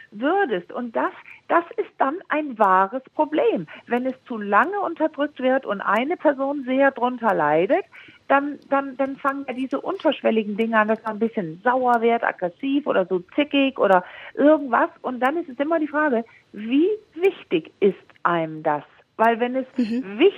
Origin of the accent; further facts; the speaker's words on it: Denmark; Äh, ja, ja, ja, ich bin Dänin. Ah, Entschuldigung, ich bin Dänin, genau.